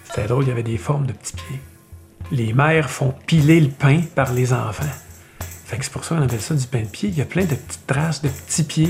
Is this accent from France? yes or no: no; Canada; On est des Canadiens